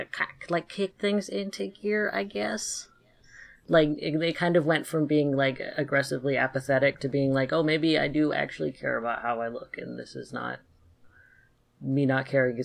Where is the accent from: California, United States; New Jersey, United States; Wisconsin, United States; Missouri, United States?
California, United States; Sacramento Valley, Northern; also born or lived in Seattle, Washington; I am originally from Seattle, but I grew up kind of in the Northern California, Sacramento Valley area.